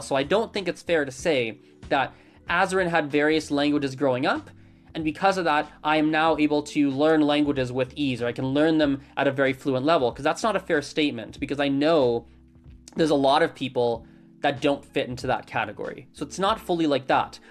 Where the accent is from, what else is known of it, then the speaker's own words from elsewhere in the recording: Canada; I grew up with English because I'm born and raised in Canada.